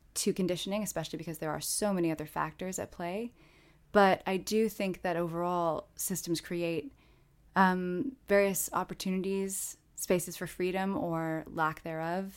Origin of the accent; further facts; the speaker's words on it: South Bend, Indiana, United States; South Bend, Indiana, my hometown